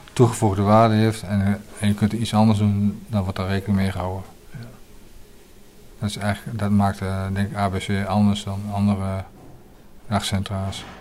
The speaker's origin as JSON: {"language": "Dutch", "town": "Hengelo", "region": "Overijssel", "country": "Netherlands", "also_born_or_lived": "Leeuwarden", "said": "ik kom uit Hengelo, Overijssel"}